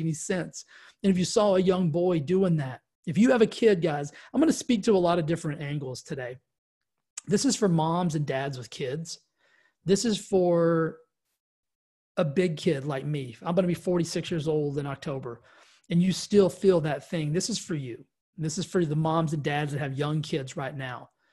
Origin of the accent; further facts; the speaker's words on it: West Texas, United States; I grew up in Texas, West Texas